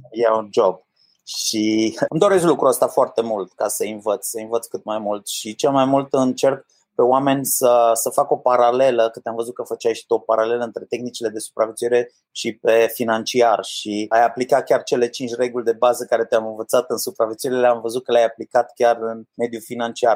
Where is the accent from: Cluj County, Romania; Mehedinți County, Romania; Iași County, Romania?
Cluj County, Romania; Cluj-Napoca; also born or lived in New Zealand / United States / Austria; Eu am copilărit în Cluj, mi-am mâncat cerneala în Cluj, cum s-ar spune, toate în Cluj